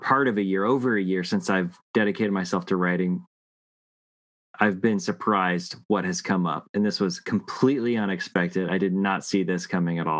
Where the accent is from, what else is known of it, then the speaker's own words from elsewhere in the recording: the West, United States; I grew up in the West